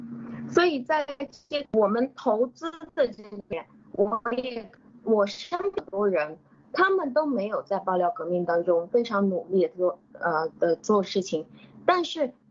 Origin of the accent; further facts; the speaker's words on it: China; 我们中国人可能太看重这个成功，或者是太看看重这个得和失了。所以，嗯，那但是我们中国人是对这个得与失最没有感觉的